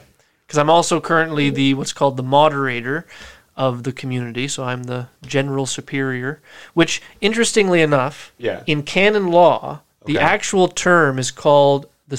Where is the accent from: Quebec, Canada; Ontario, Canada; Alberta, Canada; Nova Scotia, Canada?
Nova Scotia, Canada; Yarmouth; also born or lived in Fredericton, New Brunswick; Well, actually born in Fredericton, New Brunswick, but moved here to Yarmouth with my family when I was 4. So this is where I call home. This is where I grew up, graduated from high school.